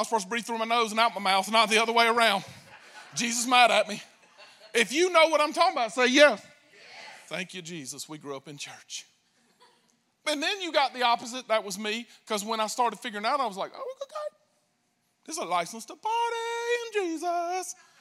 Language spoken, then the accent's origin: English; United States; I'm American